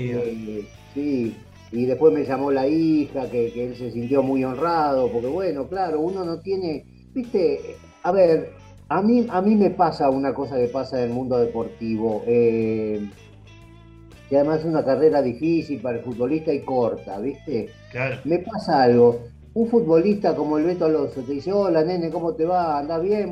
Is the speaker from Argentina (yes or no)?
yes; Argentina; somos argentinos